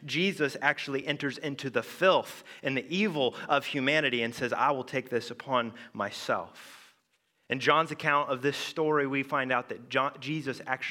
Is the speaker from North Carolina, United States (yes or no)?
no; Indiana, United States; moved away; I'm originally from Indiana, you know, the ….